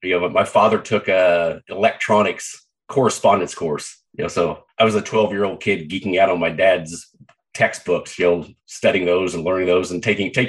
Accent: Southeast Kansas, United States; also born or lived in Canada; now in Dana Point, United States; Was born and raised in Southeast Kansas

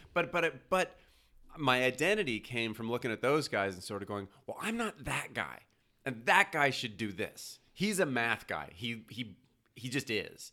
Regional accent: Montreal, Quebec, Canada; moved away as an adult; now in Los Angeles, United States; I'm from Montreal

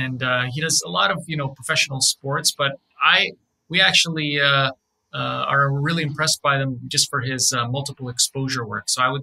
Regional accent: Canada; Favorite drink. I'm a Canadian, so Tim Hortons Ice Caps.

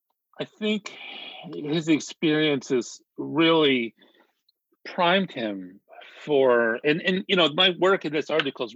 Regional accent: Yuma, Arizona, United States; growing up in Yuma, Arizona, which is, you know, this sort of agricultural communities. It's a small town, you know, tucked away in the southwestern corner of Arizona, on the, you know, basically on the border of Arizona, California, and Mexico.

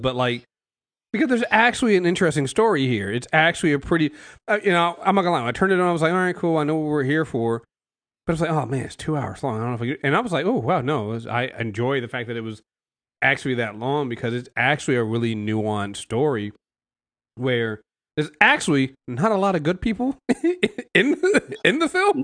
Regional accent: United States; us Americans

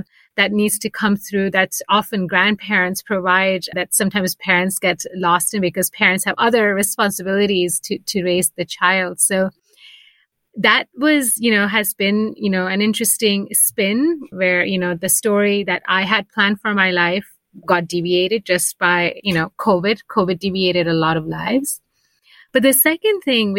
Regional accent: United States; moved away as an adult; now in Basel, Switzerland; I'm Indian American, but for the last 7 years have been living outside of America.

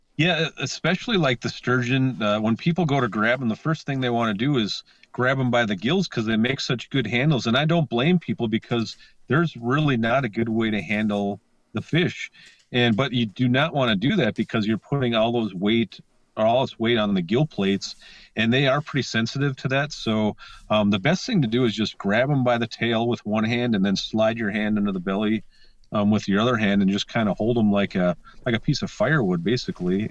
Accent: Lake Vermilion, Minnesota, United States; moved away; I grew up on Lake Vermilion

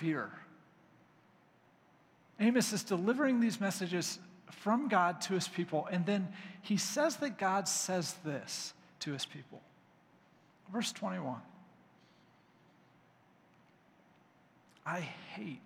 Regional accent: United States; as American believers

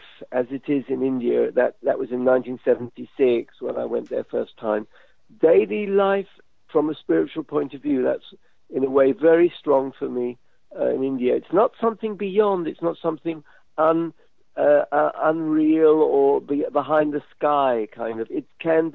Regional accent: London, United Kingdom; moved away; also born or lived in Israel; when I was, I guess, 7, growing up in London

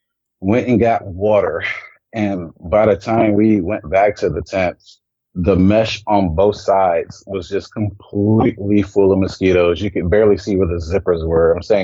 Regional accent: Germany; born there; also born or lived in Colorado Springs, United States; No, we don't, but I was born actually in Germany. I'm a military brat.

